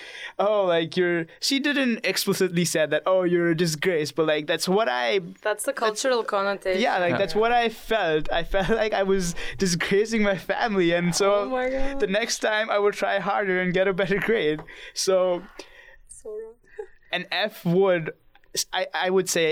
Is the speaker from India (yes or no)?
yes; India; I'm from India